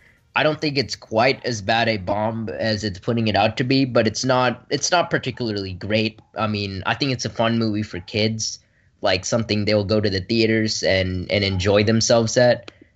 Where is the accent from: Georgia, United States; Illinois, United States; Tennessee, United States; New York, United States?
Tennessee, United States; Brentwood; from Brentwood, Tennessee